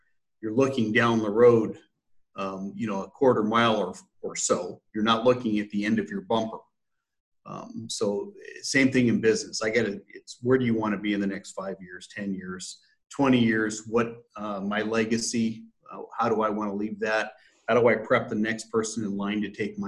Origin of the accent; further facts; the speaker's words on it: San Jose, California, United States; moved away as an adult; also born or lived in Pasadena, California / Sacramento, California / Reno, Nevada / Denver, Colorado; now in Omaha, United States; I grew up in California, the Bay Area.